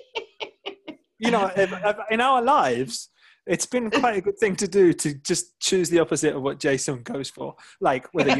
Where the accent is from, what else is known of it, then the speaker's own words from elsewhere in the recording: England, United Kingdom; being English